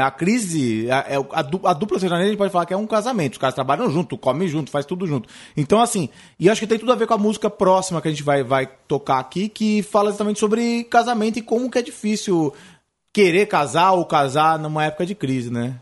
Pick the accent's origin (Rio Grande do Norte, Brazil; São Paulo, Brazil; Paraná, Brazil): São Paulo, Brazil; lá na zona leste, de onde eu venho